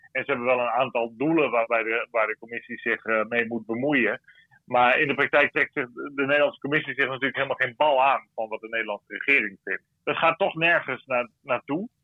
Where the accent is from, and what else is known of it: Netherlands; now in Brussels, Belgium